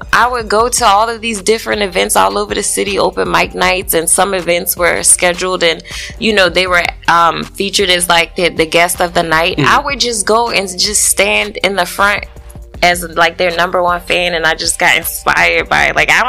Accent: New Orleans, Louisiana, United States; also born or lived in Oklahoma City; From the West Bank, New Orleans.

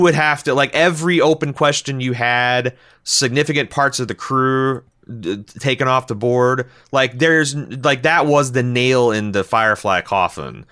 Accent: Midwest, United States; we're from the Midwest

